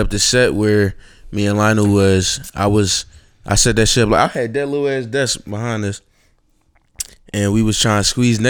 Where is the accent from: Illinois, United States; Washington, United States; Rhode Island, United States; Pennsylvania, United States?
Pennsylvania, United States; Philadelphia; I'm the boy from Philly